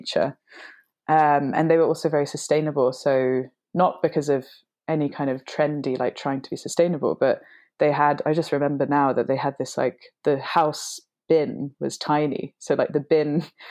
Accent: London, United Kingdom; I'm half English and half Hungarian. So my dad is English and my mum is Hungarian. And ever since I was tiny, we would spend summer holidays in Hungary. So I was living in London

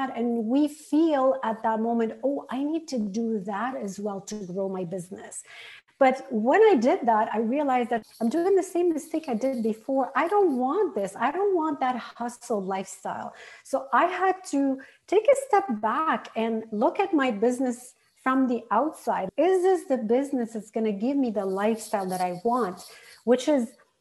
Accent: Lebanon; moved away as an adult; also born or lived in Arizona, United States / Canada; I had grown up in Lebanon, lived my first 16 years in civil war

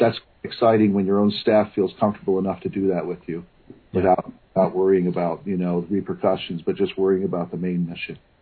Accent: Virginia, United States; moved away as an adult; also born or lived in Bronxville, New York / Edmonton, Alberta; now in Copperfield, United States; I'm an American kid from Virginia. I was born in 1966. I went to uh, public schools all the way up to college

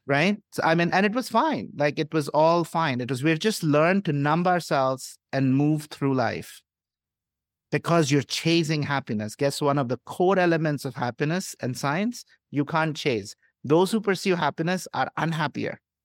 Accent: India; moved away; I grew up in India into a middle class family

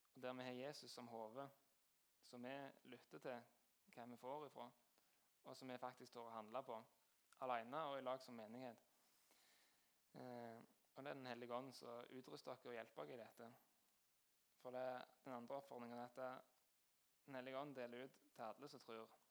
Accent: Jæren, Rogaland, Norway

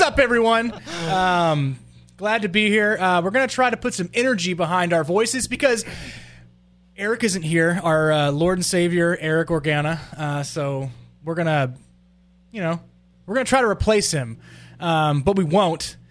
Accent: Texas, United States; I am from Texas, but anybody in Dallas is like a uh, continent away from me

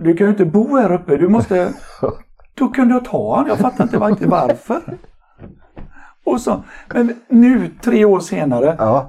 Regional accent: Mölndal, Västra Götaland, Sweden; also born or lived in Partille; Jag är egentligen född i Partille men så har jag bott i Mölndal hela mitt liv i princip

